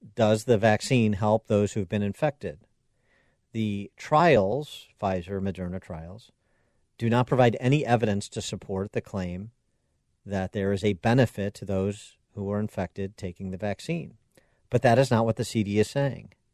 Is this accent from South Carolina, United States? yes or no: no; Wheaton, Illinois, United States; Billy Graham Center in Wheaton, Illinois, my hometown.